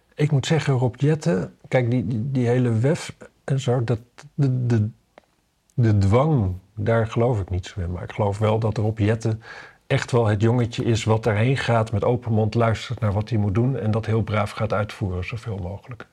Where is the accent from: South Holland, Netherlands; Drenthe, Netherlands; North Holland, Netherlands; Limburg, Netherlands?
Drenthe, Netherlands; Wapserveen; ik kom uit Wapse Veen natuurlijk in Drenthe